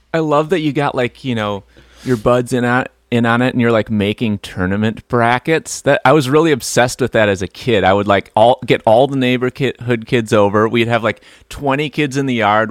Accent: outside of Milwaukee, Wisconsin, United States; outside of Milwaukee, Wisconsin

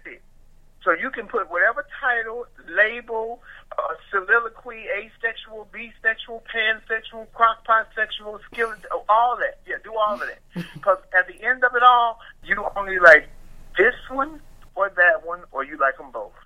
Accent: Chicago, Illinois, United States; I'm from Chicago, so I worked in Chicago

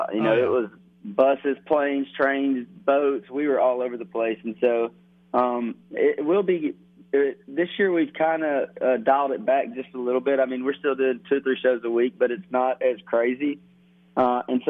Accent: Dalton, Georgia, United States; I grew up in Dalton, Georgia.

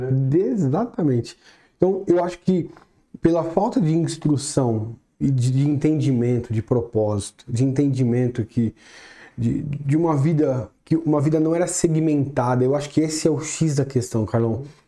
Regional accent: São Paulo, Brazil; moved away; Nasci em São Paulo, capital mesmo. Na, na Vila Formosa, ali atrás do shopping Anália Franco

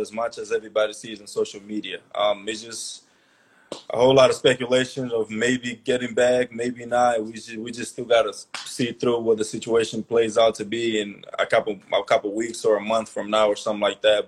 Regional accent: Angola; moved away as an adult; also born or lived in Maryland; a kid like me growing up in Angola

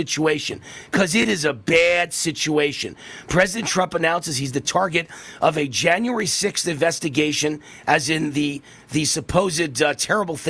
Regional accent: Mount Vernon, New York, United States; I'm from Mount Vernon, New York.

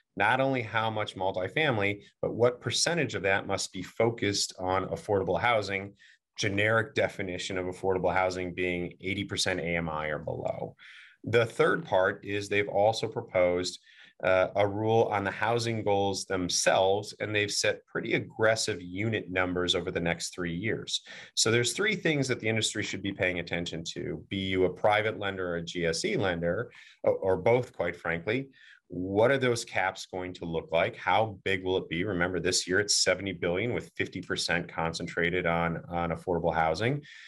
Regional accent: Virginia, United States; my home state of Virginia.

